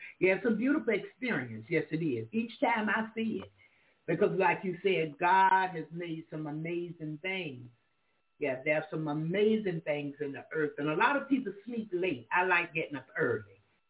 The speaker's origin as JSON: {"language": "English", "region": "the South", "country": "United States", "said": "I'm from the South. I represent the South."}